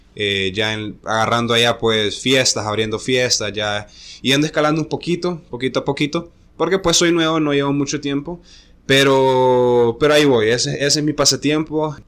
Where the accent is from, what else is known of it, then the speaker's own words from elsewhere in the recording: La Ceiba, Atlántida, Honduras; also born or lived in Tegucigalpa; yo nací en Tegucigalpa, pero resido en La Ceiba. Desde, desde muy pequeño vivo ahí